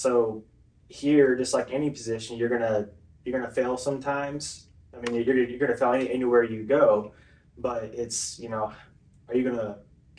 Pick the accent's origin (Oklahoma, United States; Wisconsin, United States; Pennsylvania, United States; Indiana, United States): Oklahoma, United States; Claremore; moved away as an adult; now in Tahlequah, United States; I was raised in Claremore all my life, got married and moved here. So I've been here for 2 years now